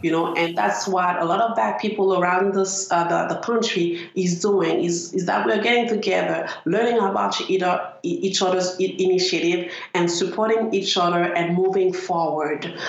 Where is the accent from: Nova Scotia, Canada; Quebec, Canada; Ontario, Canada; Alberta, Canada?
Quebec, Canada; Montreal; I'm from Montreal North